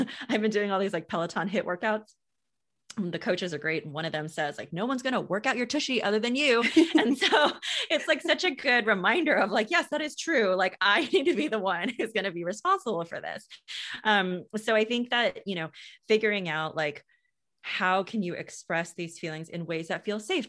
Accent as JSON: {"language": "English", "country": "United States", "tie": "born or raised there", "said": "I grew up in the States"}